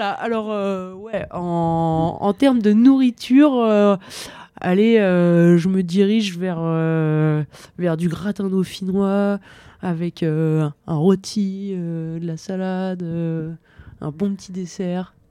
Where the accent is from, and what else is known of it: Bauges massif, Auvergne-Rhône-Alpes, France; born or raised there; now in Val d'Isère, France